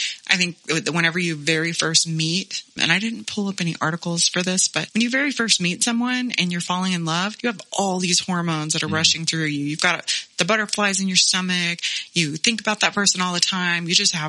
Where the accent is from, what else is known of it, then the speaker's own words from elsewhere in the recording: Texas, United States; I grew up in Texas, a landscape of strip clubs and churches, assault rifles, and toddler beauty pageants